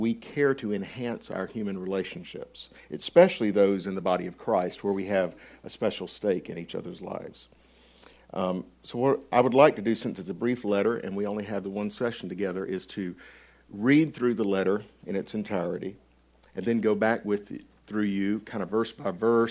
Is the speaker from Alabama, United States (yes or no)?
yes; Alabama, United States; accent: Alabamanese; I'm from Alabama, so the pronunciation may be Alabamanese